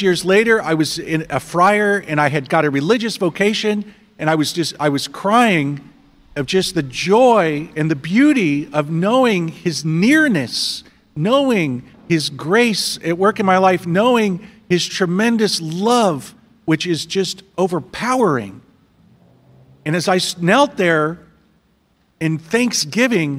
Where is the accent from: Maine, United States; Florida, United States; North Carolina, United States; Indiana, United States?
Indiana, United States; I'm from Indiana.